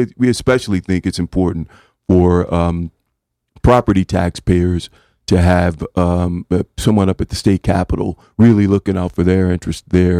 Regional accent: Kansas City, Missouri, United States; now in Connecticut, United States; Yeah, I'm originally from Kansas City, Missouri, and I came here and worked in Hartford with the mayor of Hartford from that time

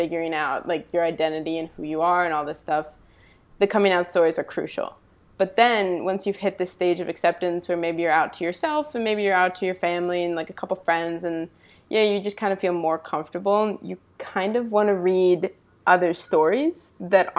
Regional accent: East Coast, United States; now in Los Angeles, United States; I'm from the East Coast originally, but now I live out adjacent to Los Angeles

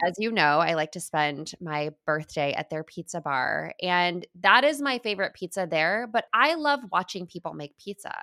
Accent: Midwest, United States; also born or lived in Chicago; I lived in Chicago. I'm from the Midwest.

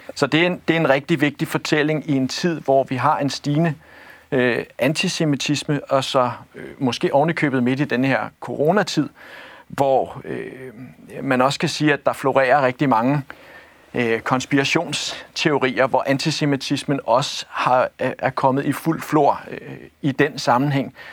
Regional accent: Copenhagen, Capital Region of Denmark, Denmark; jeg er født og opvokset i, i, i København

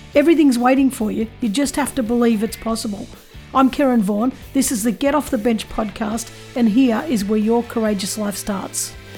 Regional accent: Australia; being Australian

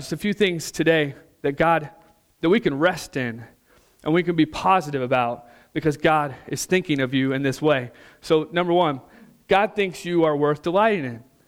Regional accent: Missouri, United States; moved away; some of my friends back home, we're from Missouri originally

